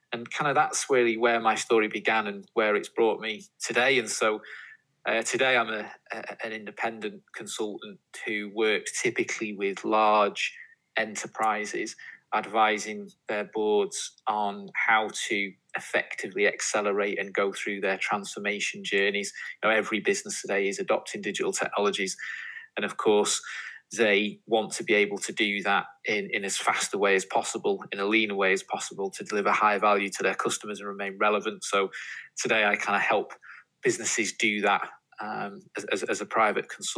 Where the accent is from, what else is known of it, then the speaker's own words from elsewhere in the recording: Warrington, North West England, United Kingdom; I grew up in the Northwest, in Warrington, is my hometown